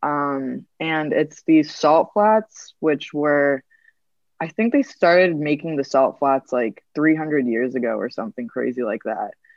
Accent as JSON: {"language": "English", "region": "Rhode Island", "country": "United States", "said": "I'm from Rhode Island in the United States"}